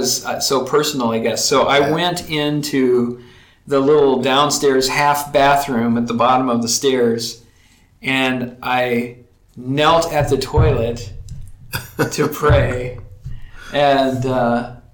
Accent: Texas, United States; moved away; also born or lived in Colorado Springs, Colorado; I grew up in Texas in a loving family

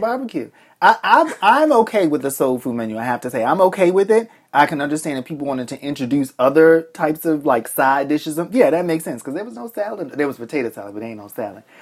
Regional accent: Boston, Massachusetts, United States; also born or lived in Alabama; I grew up in Boston

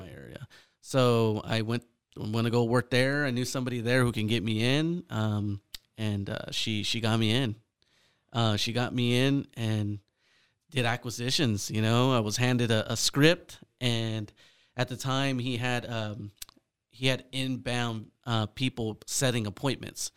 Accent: Fresno, California, United States; born and raised in Fresno, California, Central Valley.

